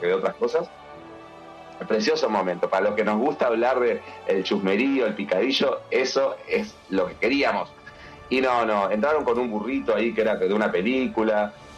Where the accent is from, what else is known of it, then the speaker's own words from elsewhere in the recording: Uruguay; soy de Uruguay